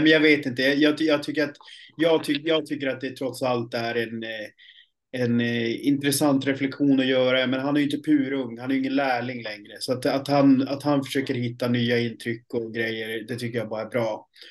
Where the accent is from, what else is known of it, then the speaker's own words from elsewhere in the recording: Piteå, Norrbotten County, Sweden; moved away; uppe i Piteå där jag kommer ifrån